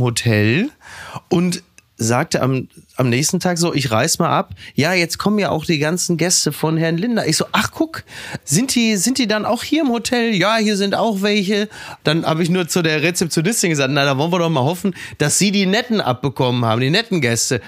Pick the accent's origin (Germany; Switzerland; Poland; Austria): Germany; Castrop-Rauxel, North Rhine-Westphalia; in meiner Heimat Kassel Brauxel